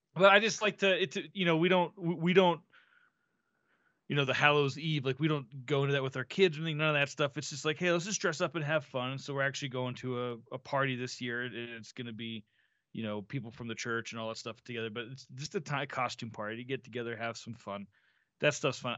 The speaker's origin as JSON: {"language": "English", "region": "Florida", "country": "United States", "tie": "born or raised there", "moved": "yes", "lives_now": "Santa Fe, United States", "said": "growing up in Florida"}